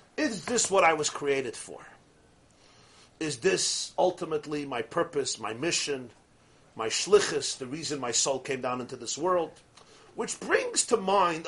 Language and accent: English; New York City, New York, United States; I grew up in Brooklyn.